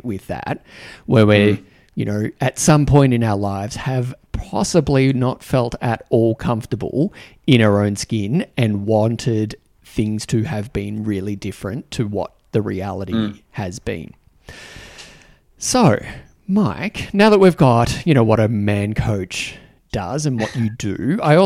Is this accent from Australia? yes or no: yes; Australia; accent: Australian; moved away; also born or lived in New Zealand; speaking with an Australian accent